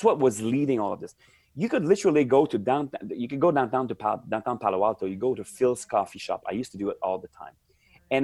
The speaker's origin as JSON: {"language": "English", "town": "Montreal", "region": "Quebec", "country": "Canada", "also_born_or_lived": "Silicon Valley", "moved": "as an adult", "said": "I'm from Montreal, Canada."}